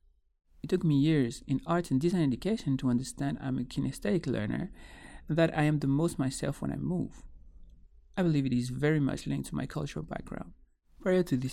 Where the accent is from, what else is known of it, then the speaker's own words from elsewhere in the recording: Guadeloupe; Growing up in Guadeloupe, a Caribbean island linked to a European context